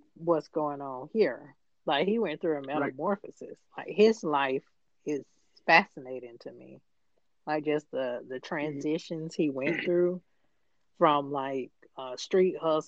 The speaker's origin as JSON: {"language": "English", "town": "Atlanta", "region": "Georgia", "country": "United States", "tie": "born or raised there", "said": "being a native from Atlanta, which is I'm one of the few natives from Atlanta."}